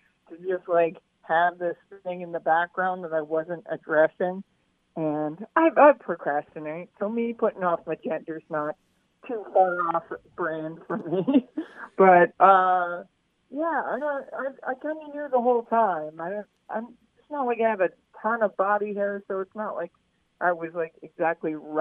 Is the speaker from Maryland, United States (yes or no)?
yes; Baltimore, Maryland, United States; moved away as an adult; now in Seattle, United States; I'm originally from Baltimore, but I moved to the Northwest about, like, 15 years ago